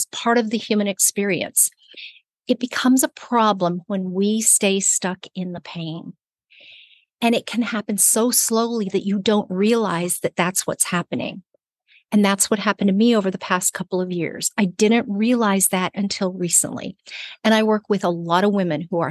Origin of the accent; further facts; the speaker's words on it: Burbank, California, United States; moved away; I am recording this from my hometown, from Burbank, California